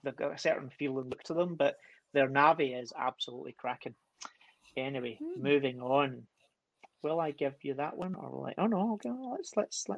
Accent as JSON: {"language": "English", "region": "Scotland", "country": "United Kingdom", "said": "I'm Scottish"}